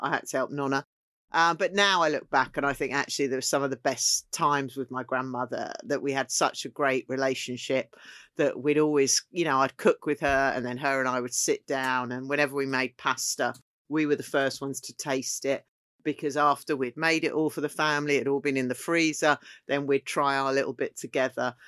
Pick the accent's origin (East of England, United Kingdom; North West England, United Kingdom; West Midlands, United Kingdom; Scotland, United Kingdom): East of England, United Kingdom; Essex; also born or lived in Hawkinge, Kent; we moved up to be near her family, my father's family, both who lived in Essex.